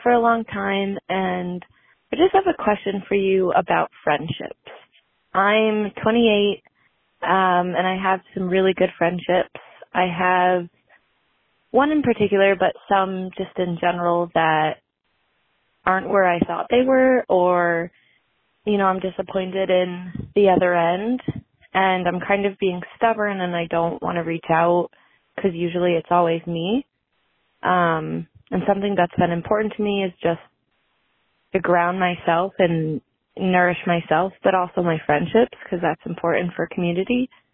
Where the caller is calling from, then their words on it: Boston, Massachusetts, United States; I'm calling from Boston.